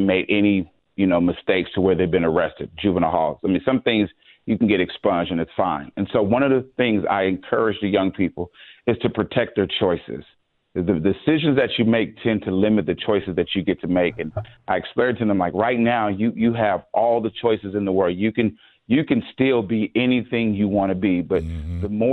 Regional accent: San Diego, California, United States; I grew up in San Diego

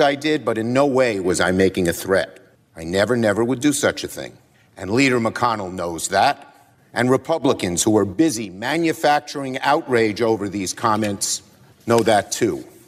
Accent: New York City, New York, United States; I'm from Brooklyn. We speak in strong language

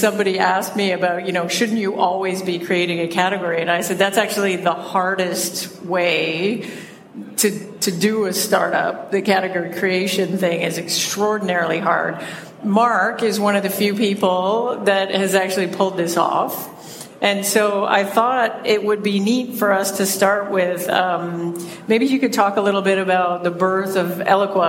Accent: Toronto, Ontario, Canada; accent: Canadian; We're both from Toronto. So you get to bask in the glory of a double dose of Canadian accent

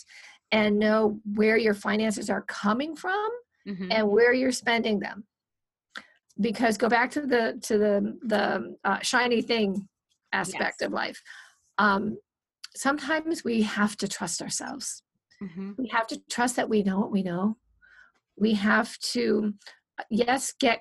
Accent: Minnesota, United States; now in California, United States; I'm from Minnesota. I don't like the cold. There's a reason I'm in California.

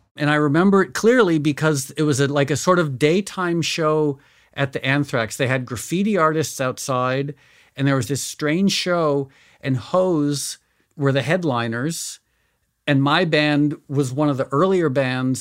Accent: Connecticut, United States; born or raised there; also born or lived in New York City

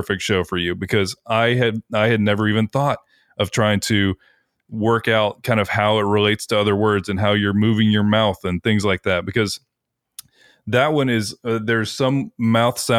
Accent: United States; we're American.

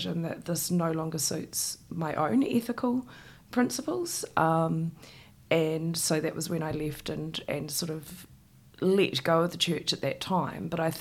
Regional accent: Christchurch, Canterbury, New Zealand; I grew up in Shirley in Christchurch in a state house.

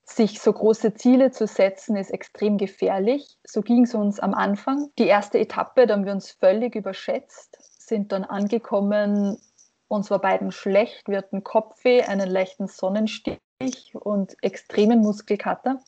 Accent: Hafnerbach, Lower Austria, Austria; von meinem Heimatort Hafnerbach in Niederösterreich

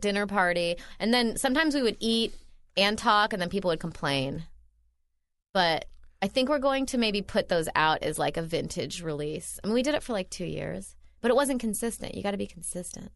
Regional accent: Midwest, United States; moved away; I'm from the Midwest

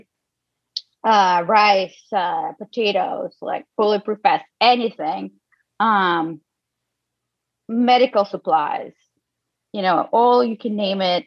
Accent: Mykolaiv, Mykolaiv Oblast, Ukraine; also born or lived in Germany / Seattle, United States; now in United States; I'm from the southern town of Mykolaiv

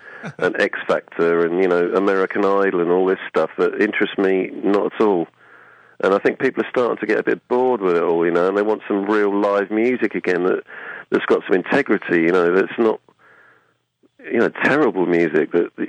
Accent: Aldeburgh, East of England, United Kingdom; in Aldborough, in Suffolk, which is my hometown

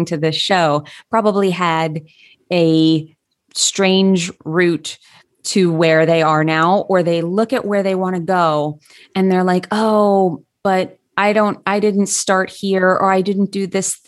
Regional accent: Long Island, New York, United States; also born or lived in Brooklyn, New York; It gets plenty cold where I was from on Long Island, and I lived in Brooklyn for years

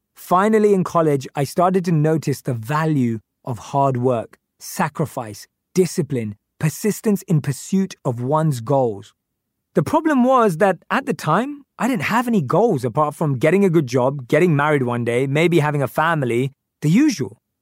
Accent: London, United Kingdom; I grew up in North London with my parents and my younger sister

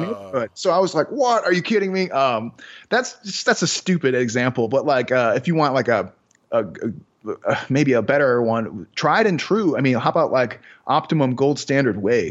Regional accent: Chicago, Illinois, United States; I'm from Chicago

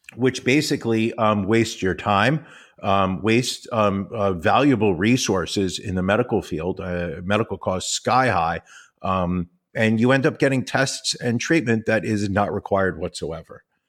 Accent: United States; I'm an American and I'm a proud American

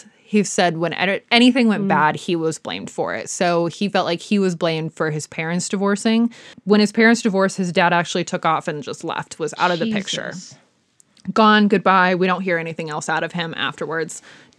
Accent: Midwest, United States; accent: Midwestern; All of a sudden, the Midwest in me kicks in. I've never actually lived there, but it kicks in.

